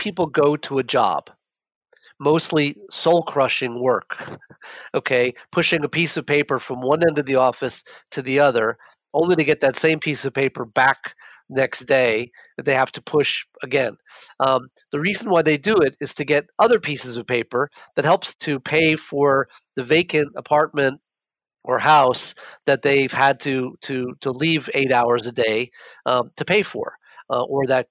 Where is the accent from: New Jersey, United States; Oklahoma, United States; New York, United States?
New York, United States; New York City; I grew up in New York and I spent most of my childhood and the better part of my college years, my undergrad at NYU, living in Manhattan.